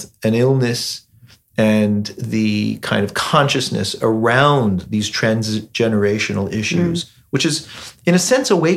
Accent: United States; as an American

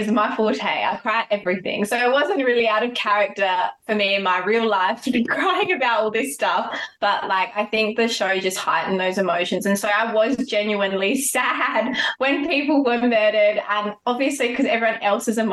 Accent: Adelaide, South Australia, Australia; we're both from Adelaide.

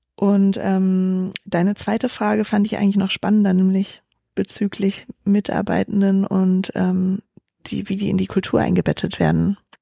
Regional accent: Berlin, Germany; also born or lived in Hesse; Also ich bin in Berlin geboren und in Berlin auch aufgewachsen, den Großteil meiner Kindheit

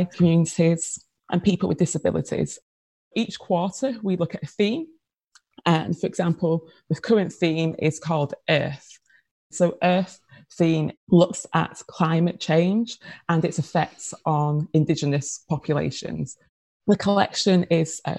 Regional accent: Manchester, North West England, United Kingdom; accent: Manchester; now in London, United Kingdom; That's your Manchester accent. It is. Yes. I'm a Mancunian. It's actually my 20th anniversary in London this year

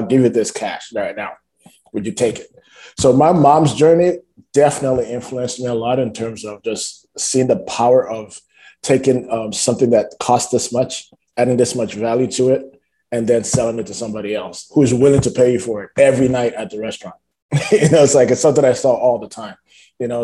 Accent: Nigeria; moved away as an adult; also born or lived in Toronto, Canada; now in Canada; So I only spent like the first 5 years of my life growing up in Toronto. Then I spent the next 15 to 17 years of my life growing up in Nigeria.

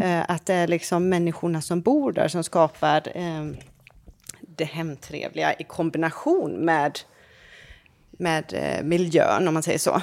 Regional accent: Varberg, Halland County, Sweden; now in France; min hemstad Varberg

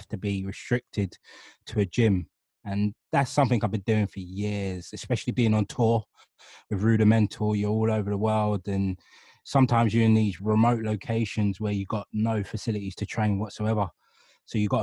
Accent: London, United Kingdom; coming from Hackney, growing up in Hackney, or even in a city, London

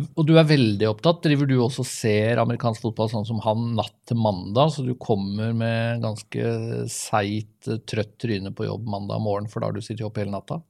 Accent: Vestfold, Norway; Vi er jo fra Vestfold begge

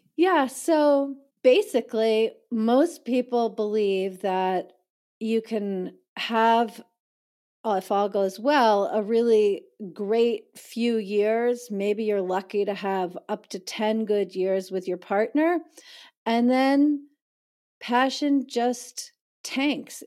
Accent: East Coast of the United States, United States; moved away as an adult; also born or lived in New York City; now in San Francisco Bay Area, United States; I was born in New York City, I grew up on the East Coast of the United States

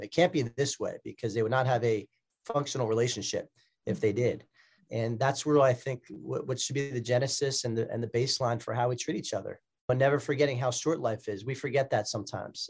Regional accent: Bucks County, Pennsylvania, United States; also born or lived in Philadelphia; my birth city of Philadelphia. So I represent my hometown in Bucks County, Pennsylvania.

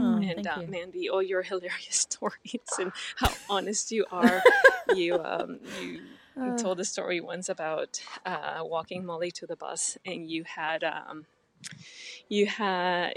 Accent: Mexico; I'm from Mexico, too.

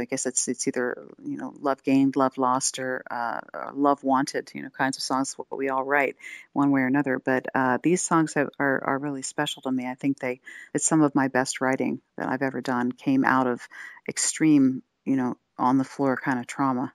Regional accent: Wilmington, Delaware, United States; moved away; also born or lived in Philadelphia / Santa Cruz / Austin / Vancouver, British Columbia; I was raised in Delaware, in the Wilmington, Delaware area.

